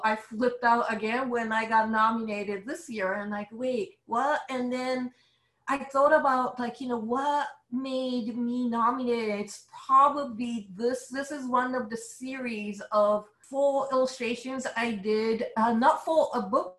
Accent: Japan; accent: Japanese; English is a second language; now in New York, United States; as you can tell from my accent, I'm a Japanese illustrator based in New York

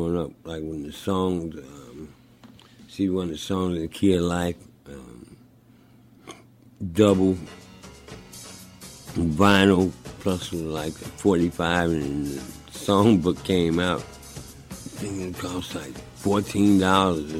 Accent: St. Louis, Missouri, United States; now in Clarksdale, United States; Where I grew up playing structured drums in elementary school, fifth grade, on through high school.

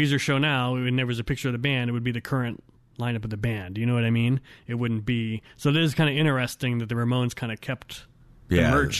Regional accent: Fullerton, California, United States; I grew up in Fullerton.

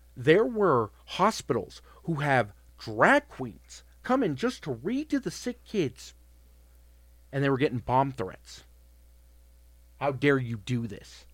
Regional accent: Colorado, United States; I was born and raised here in Colorado

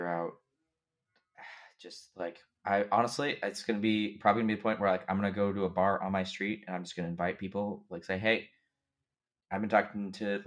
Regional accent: United States; I'm American

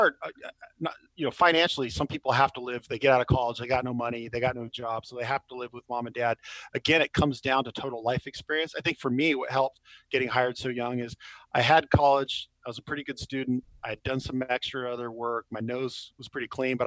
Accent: California, United States; I'm from California

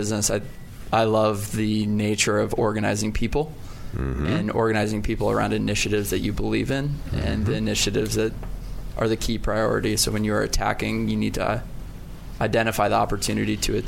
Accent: Northern Virginia, United States; I'm from Northern Virginia

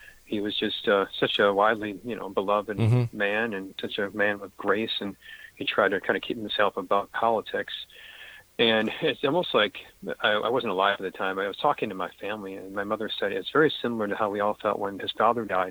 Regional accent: Western New York, United States; growing up in Western New York

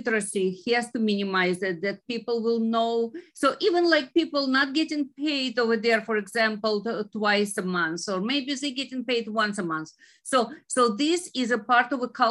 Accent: Ukraine; moved away as an adult; now in United States; originally I am from Ukraine

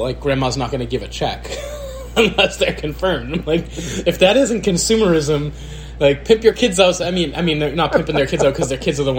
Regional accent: United States; we're American though

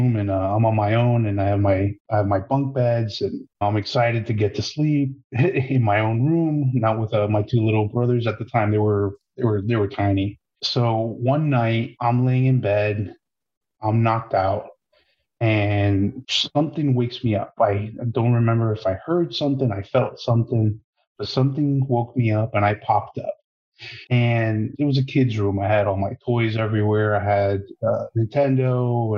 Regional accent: Miami Lakes, Florida, United States; I grew up in Miami Lakes area down south, South Florida.

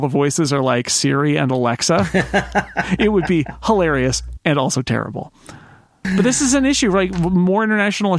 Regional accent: California, United States; from the 209. That is my hometown it area is. Code.

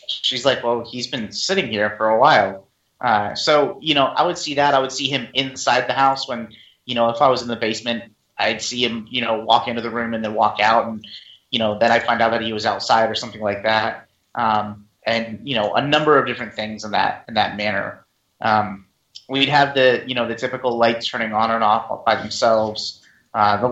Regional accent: Virginia, United States; also born or lived in Pennsylvania; we moved from Pennsylvania to Virginia, brand new house

